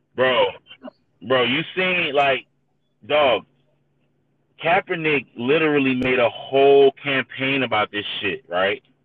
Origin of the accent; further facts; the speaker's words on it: St. Petersburg, Florida, United States; I was born and raised in St. Pete